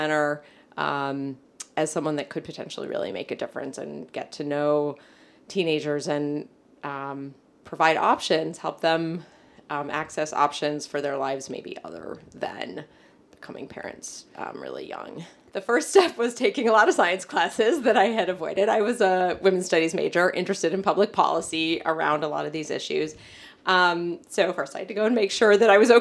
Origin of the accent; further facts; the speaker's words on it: Chicago, Illinois, United States; growing up in Chicago, and specifically in Hyde Park on the south side of Chicago